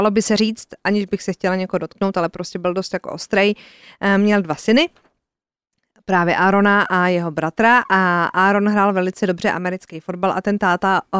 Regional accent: Czechia

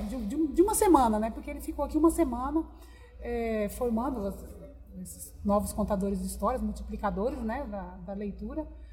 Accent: Dracena, São Paulo, Brazil; now in Cuiabá, Brazil; As minhas origens, na verdade, é da cidade de Dracena, interior de São Paulo

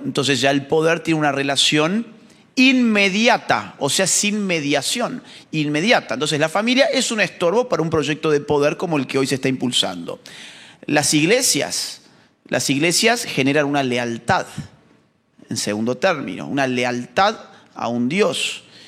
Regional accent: Argentina; en la Argentina, en mi país

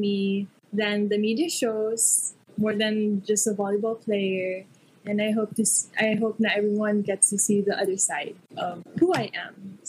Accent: Bacolod, Negros Island Region, Philippines; now in Manila, Philippines; I'm from Bacolod and my home is there.

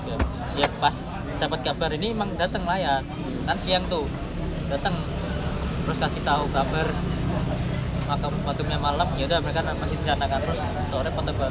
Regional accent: Medan, North Sumatra, Indonesia; kita orang Medan walaupun kita bodoh-bodoh kayak gini tapi tetap tetap toleran

